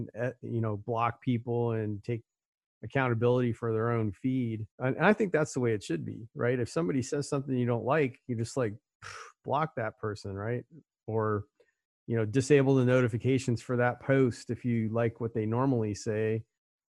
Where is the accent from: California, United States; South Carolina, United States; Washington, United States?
California, United States; Orange County; I grew up in Orange County, California